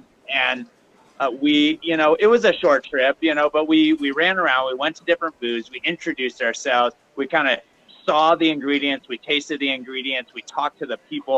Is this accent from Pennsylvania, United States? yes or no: no; Ames, Iowa, United States; moved away; growing up in Ames, Iowa